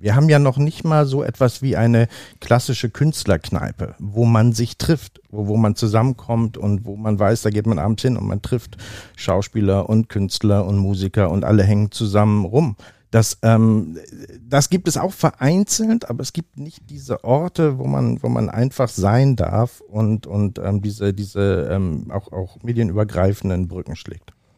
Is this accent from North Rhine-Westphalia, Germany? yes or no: no; Oldenburg, Lower Saxony, Germany; moved away as an adult; now in Hamburg, Germany; Wie gesagt, ich bin hier geboren. Ich bin hier nicht immer gewesen. Ich bin in Oldenburg aufgewachsen.